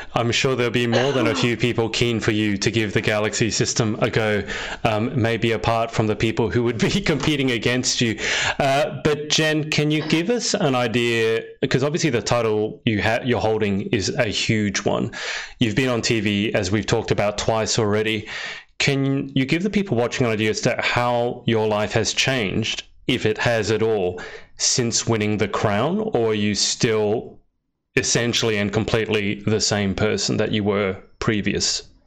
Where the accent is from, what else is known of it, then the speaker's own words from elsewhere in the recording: Australia; I'm from Australia